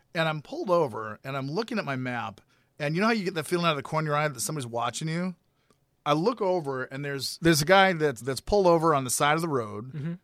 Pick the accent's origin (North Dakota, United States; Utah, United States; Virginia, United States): North Dakota, United States; Grand Forks; in my hometown in uh, Grand Forks, North Dakota